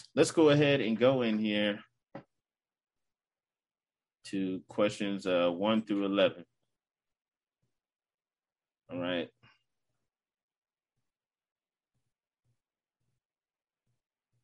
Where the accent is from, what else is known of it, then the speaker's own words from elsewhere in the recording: United States; as an American, a true American